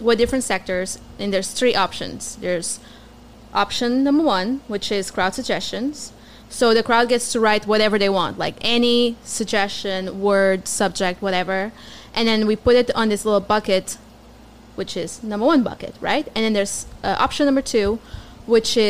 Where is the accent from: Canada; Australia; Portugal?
Portugal; first language Portuguese; English is a second language; moved away as an adult; also born or lived in Germany / Abu Dhabi / Austin; now in United States; Portuguese, yeah. I'm from Portugal.